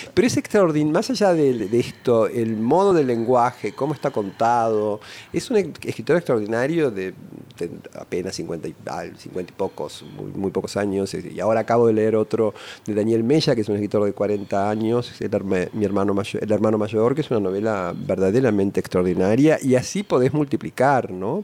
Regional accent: Buenos Aires, Argentina; nací en Córdoba y Esmeralda, pero en la calle, en, la plena ciudad de Buenos Aires. Ahí pasé mis primeros meses y después nos mudamos a un departamento que tenía de mi abuela en, en Caballito, en la calle Hidalgo y Rivadavia, donde enfrente había un cine el cine moreno, donde pasé toda mi infancia.

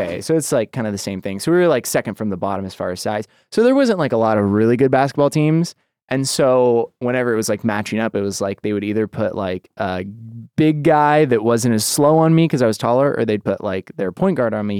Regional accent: Boise, Idaho, United States; moved away as an adult; now in Los Angeles, United States; I grew up in Boise

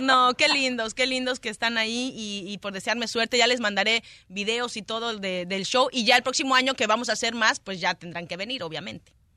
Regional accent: Mexico; now in Los Angeles, United States; Yo siendo mexicana, viviendo acá en Los Ángeles desde hace tanto tiempo

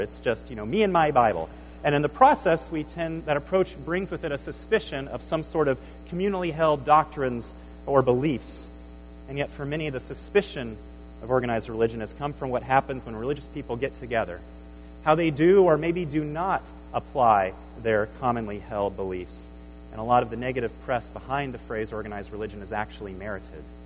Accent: Nebraska, United States; moved away as an adult; I grew up in Nebraska

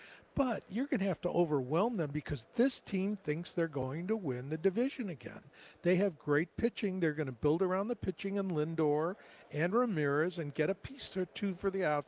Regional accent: Cleveland, Ohio, United States; born there; was born in Cleveland.

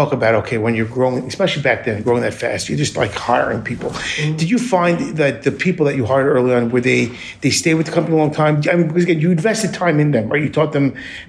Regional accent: Long Island, New York, United States; I grew up in Long Island too

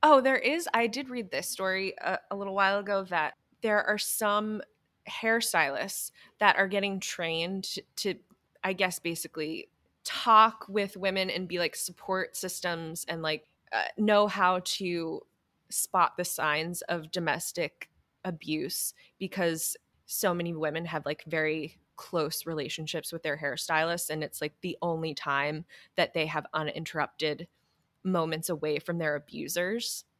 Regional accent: New Hampshire, United States; I am from New Hampshire

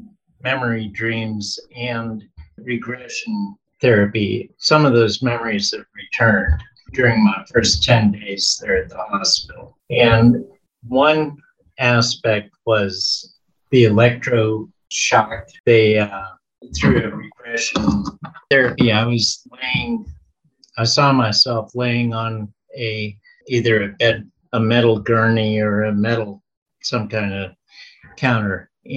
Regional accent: Pennsylvania, United States; born there; the hospital that I was born at in Pennsylvania, the Project Bluebird, was there in 1950 or 51. And I was born there in 53.

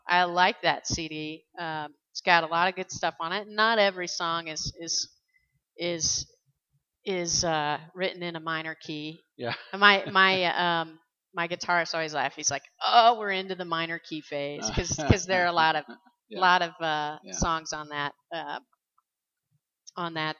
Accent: Indiana, United States; now in Oregon, United States; I'm from Indiana. You know, I'm a hick from Indiana

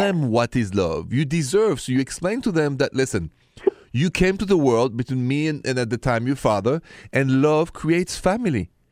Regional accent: Paris, Île-de-France, France; accent: French; My accent is French, Français, straight from Paris

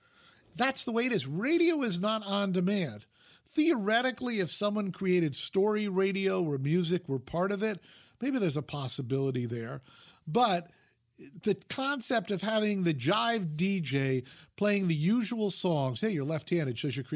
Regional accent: New York, United States; I mean, I grew up in the New York media market, so we had 3 network television stations and 3 independents.

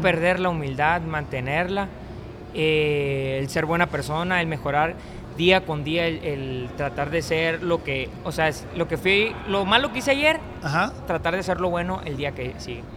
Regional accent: El Centenario, Baja California Sur, Mexico; also born or lived in Culiacán; mi pueblo, La Paz, el Centenario

